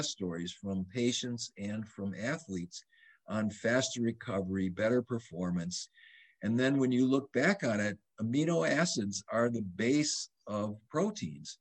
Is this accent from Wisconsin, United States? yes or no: yes; Madison, Wisconsin, United States; I grew up in Madison, Wisconsin